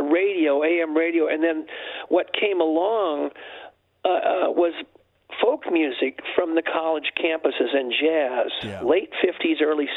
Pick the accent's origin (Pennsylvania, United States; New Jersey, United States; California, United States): California, United States; North San Diego County; I was growing up in North San Diego County